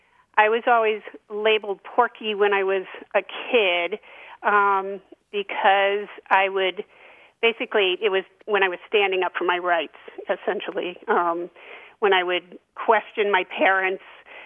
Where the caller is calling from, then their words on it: Middlesex, Vermont, United States; Hi, Grant, and hi, Martha. … I'm from Middlesex, Vermont.